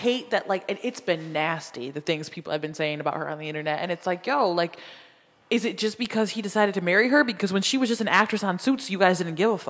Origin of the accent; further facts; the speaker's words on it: Puerto Rico; I'm from Puerto Rico. It happens there. There are blue-eyed, blonde-haired Puerto Ricans. And then there are dark-skinned Puerto Ricans like my family, you know what I mean, who are extremely black.